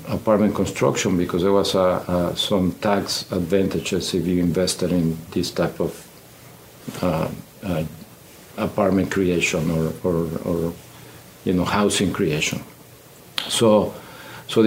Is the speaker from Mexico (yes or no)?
yes; Mexico; English is a second language; moved away as an adult; also born or lived in Monterrey, Mexico; now in Houston, United States; we could always come back to Mexico. So we decided to move to Houston. When I arrived, I did not speak the language. I did not speak English.